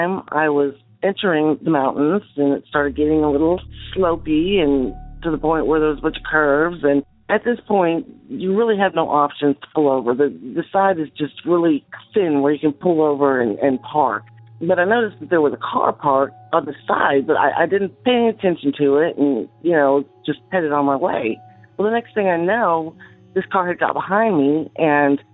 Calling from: Central Arkansas, United States; I'm calling from Central Arkansas

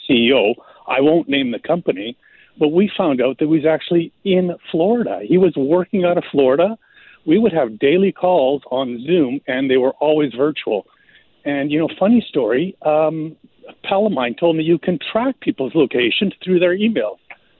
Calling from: Vancouver, British Columbia, Canada; I'm calling from Vancouver.

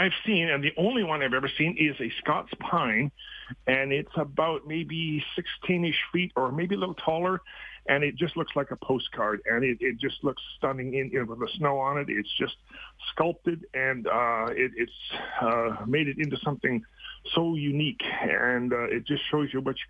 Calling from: Red Deer, Alberta, Canada; Hey, I'm from the Red Deer area

